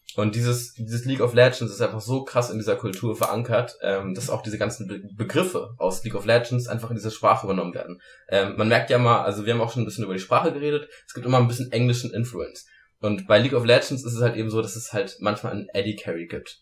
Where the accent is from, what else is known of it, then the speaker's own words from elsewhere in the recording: Germany; bei uns in Deutschland